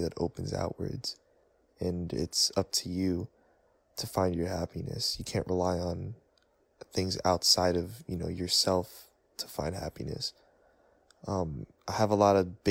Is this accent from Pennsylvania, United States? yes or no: no; New York City, New York, United States; I'm from New York City.